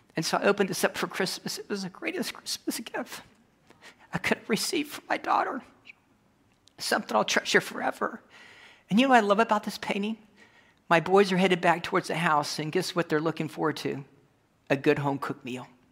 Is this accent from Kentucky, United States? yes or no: yes; Kentucky, United States; I'm coming from Kentucky